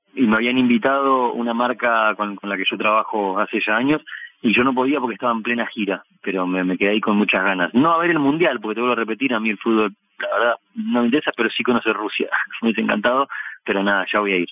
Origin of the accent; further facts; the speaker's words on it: Bahía Blanca, Buenos Aires Province, Argentina; now in Buenos Aires, Argentina; Empecé haciendo espectáculos callejeros en, mi ciudad natal, después fue creciendo la cosa, me vine a vivir a Buenos Aires